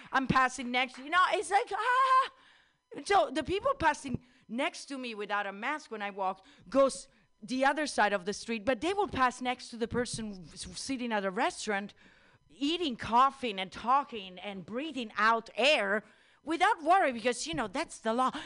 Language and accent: English; Italy; moved away; I'm Italian